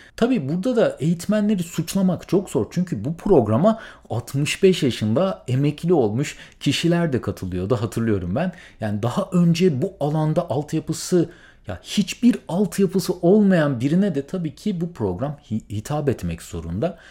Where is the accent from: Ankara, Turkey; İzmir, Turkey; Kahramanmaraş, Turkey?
İzmir, Turkey; moved away as an adult; also born or lived in Middle East; now in United States; ben memleketim İzmir'e döndüm